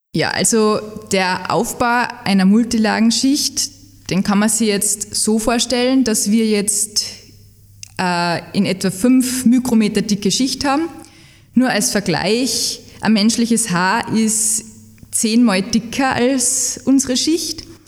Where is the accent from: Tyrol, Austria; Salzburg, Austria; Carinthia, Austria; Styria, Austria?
Salzburg, Austria; moved away as an adult; now in Leoben, Austria; Ich komme ursprünglich aus Salzburg